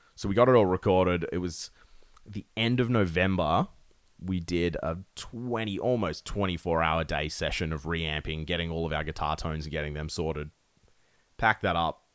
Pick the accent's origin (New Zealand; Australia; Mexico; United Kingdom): Australia; Perth, Western Australia; we're from Perth. We are from nowhere in Australia.